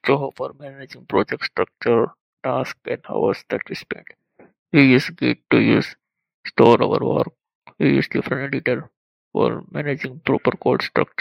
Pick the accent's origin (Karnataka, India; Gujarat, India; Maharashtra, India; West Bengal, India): Gujarat, India; Gondal; My hometown is Kondal, near to Rajkot